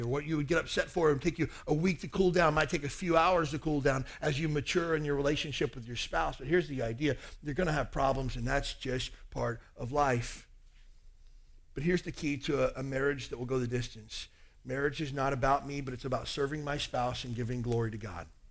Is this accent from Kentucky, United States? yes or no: yes; Kentucky, United States; I grew up in Kentucky.